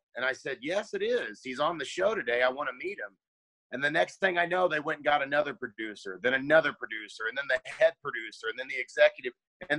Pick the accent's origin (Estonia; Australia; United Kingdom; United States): United States; Raytown, Missouri; moved away as an adult; now in Los Angeles, United States; growing up in Kansas City, Raytown, Missouri specifically